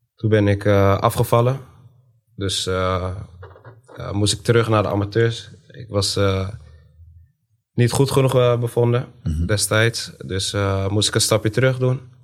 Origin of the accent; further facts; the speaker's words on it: Zwolle, Overijssel, Netherlands; Woonachtig in Zwolle, opgegroeid in Zwolle, geboren in Zwolle